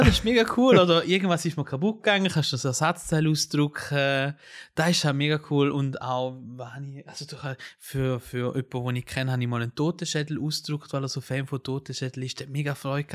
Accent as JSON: {"language": "German", "country": "Switzerland", "also_born_or_lived": "Italy", "said": "Also ich bin ja Schweizer und Italiener"}